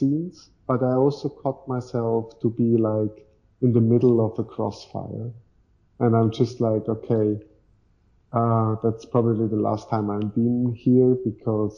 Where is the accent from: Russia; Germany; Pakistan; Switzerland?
Switzerland; So in Switzerland, we, for example, have like a group chat